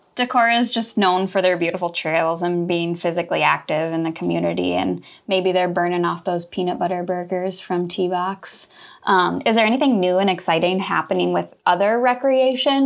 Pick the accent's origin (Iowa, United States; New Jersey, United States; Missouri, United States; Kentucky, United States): Iowa, United States; Clermont; I'm from Claremont, so T J's Pizza is my go-to.